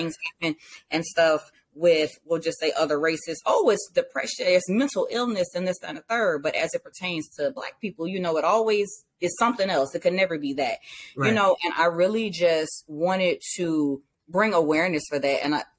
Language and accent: English; Savannah, Georgia, United States; now in Virginia, United States; I am originally from Savannah, Georgia. I reside in Virginia now.